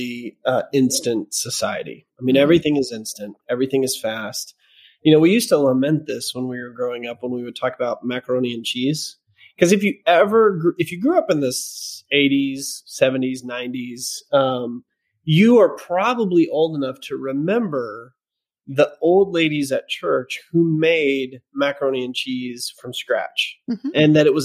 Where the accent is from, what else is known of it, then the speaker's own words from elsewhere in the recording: the South, United States; we're from the South